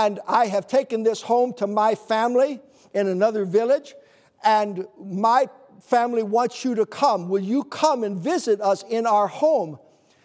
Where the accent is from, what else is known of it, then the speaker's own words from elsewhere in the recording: United States; I said, America, USA